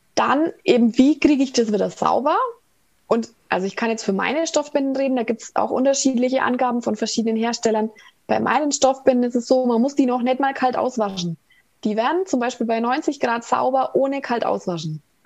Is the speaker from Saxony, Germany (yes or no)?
no; Ansbach, Bavaria, Germany; aus Ansbach